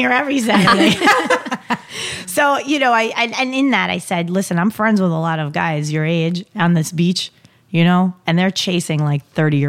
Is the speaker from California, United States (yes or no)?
no; New York, United States; And since we're from New York, we can be like the dude up the block I go watch the Yankee game with.